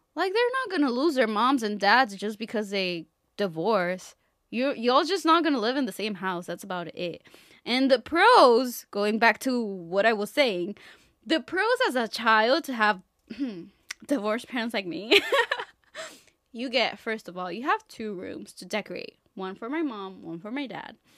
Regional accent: Mexico; now in United States; I come from Mexico

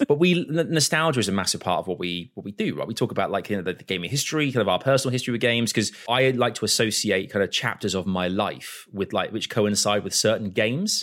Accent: Croydon, London, United Kingdom; Born in Croydon

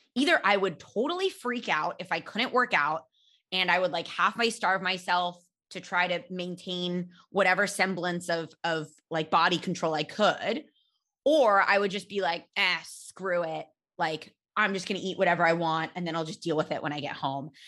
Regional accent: California, United States; I grew up in California

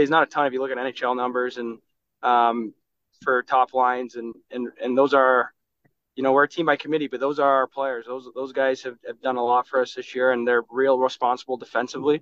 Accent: Minnesota, United States; also born or lived in Switzerland; living and growing up in Minnesota

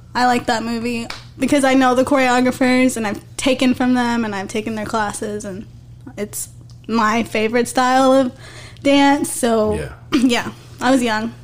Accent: Odessa, Texas, United States; That's that's my hometown. That's West Texas.

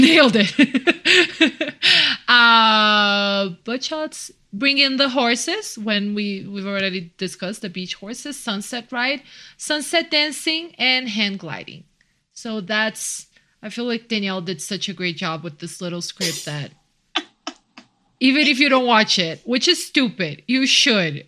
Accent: Brazil; now in Mexico City, Mexico; I'm from Brazil, and I'm actually living in Mexico City

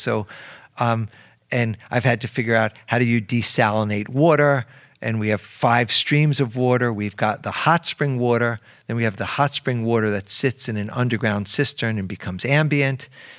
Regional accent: New York City, New York, United States; I went to school. I went to elementary school in the Bronx. I went to high school in Harlem.

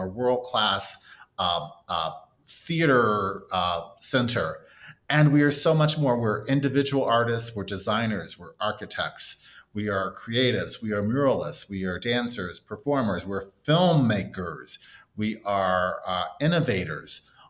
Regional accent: Cleveland, Ohio, United States; moved away as an adult; Passion for the arts sort of was built into my Cleveland DNA as a kid growing up in Cleveland and most of that time in Glenville, close to University Circle as a child in school

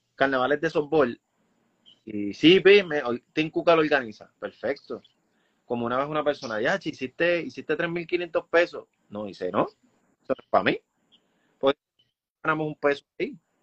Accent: Puerto Rico; Como puertorriqueños

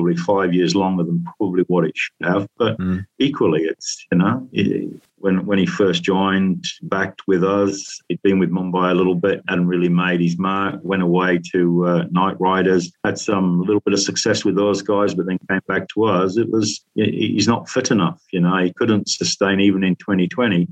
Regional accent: Yorkshire and the Humber, United Kingdom; I'm a Yorkshireman

